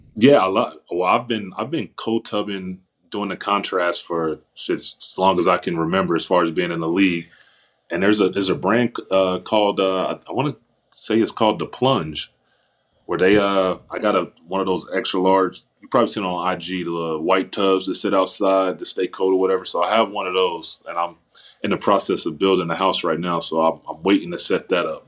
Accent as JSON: {"language": "English", "town": "Indianapolis", "region": "Indiana", "country": "United States", "said": "where I'm from Indiana, Indianapolis, Indiana."}